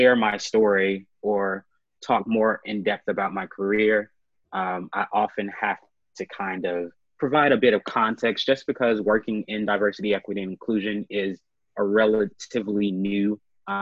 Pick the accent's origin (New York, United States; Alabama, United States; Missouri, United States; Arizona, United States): Alabama, United States; Birmingham; moved away as an adult; also born or lived in Auburn, Alabama / Washington, D.C.; now in Atlanta, United States; a native of Birmingham, Alabama.